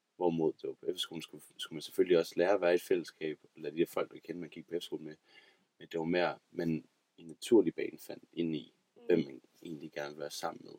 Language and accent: Danish; Aarhus, Central Denmark Region, Denmark; jeg er fra Aarhus af.